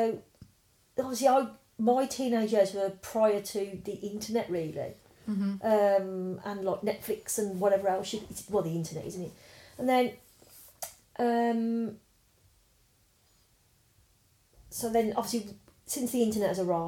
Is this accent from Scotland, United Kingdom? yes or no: no; Birmingham, West Midlands, United Kingdom; growing up in Druid's Heath, you'd be over the back where it used to be the Bell's farmhouse